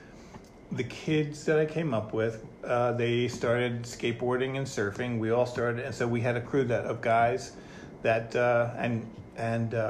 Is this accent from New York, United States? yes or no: yes; Long Island, New York, United States; being on Long Island in the '60s and growing up in the '50s and '60s.